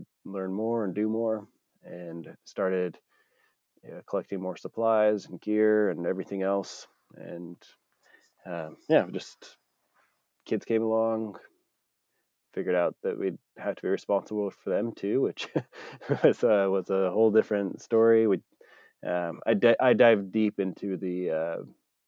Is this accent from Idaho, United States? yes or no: yes; Idaho, United States; Growing up in Idaho, a lot of the stuff like shooting is part of the culture